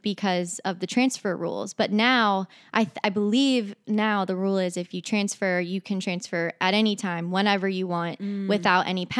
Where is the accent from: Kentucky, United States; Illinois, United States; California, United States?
Kentucky, United States; Northern; also born or lived in Orlando, Florida; So I'm from Northern Kentucky.